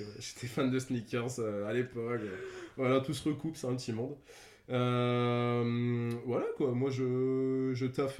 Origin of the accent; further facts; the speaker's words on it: Lille, Hauts-de-France, France; Je viens de Lille, j'ai 24 piges.